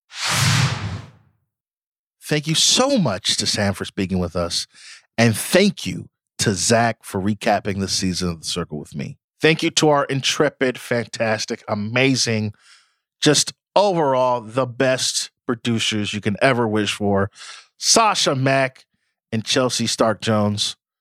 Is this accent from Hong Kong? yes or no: no; Nigeria; I'm also Nigerian